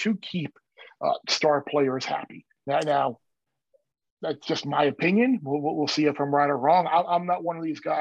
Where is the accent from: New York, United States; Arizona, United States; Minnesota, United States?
New York, United States; Long Island; I grew up on Long Island